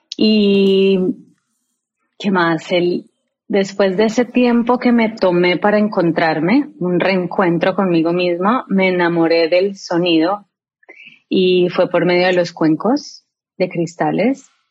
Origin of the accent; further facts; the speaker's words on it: Colombia; now in United States; soy una colombiana